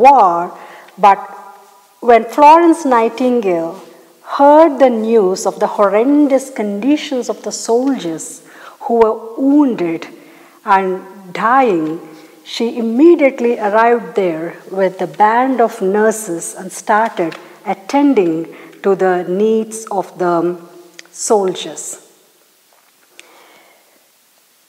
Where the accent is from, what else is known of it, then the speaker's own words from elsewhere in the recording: India; there is a mission hospital close to my hometown in India.